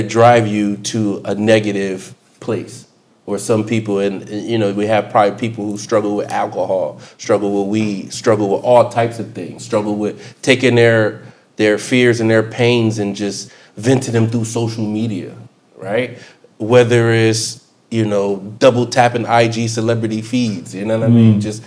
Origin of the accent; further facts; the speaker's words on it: Chester, Pennsylvania, United States; I grew up in Philadelphia, Chester, PA to be exact